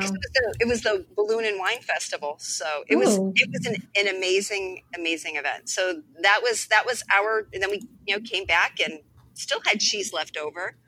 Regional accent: East Coast, United States; I'm from the East Coast

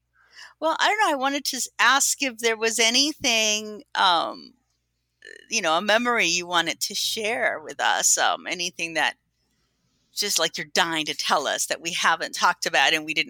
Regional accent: Barranquilla, Atlántico, Colombia; now in United States; I was born in Barranquilla, which is the coast, near Cartagena and Santa Marta.

